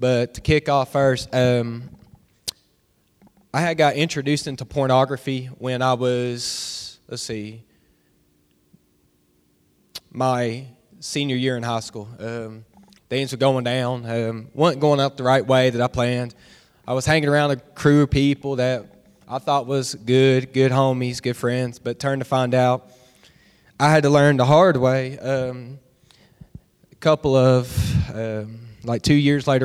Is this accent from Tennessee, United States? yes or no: yes; Bristol, Tennessee, United States; I grew up in Bristol, Tennessee my whole life.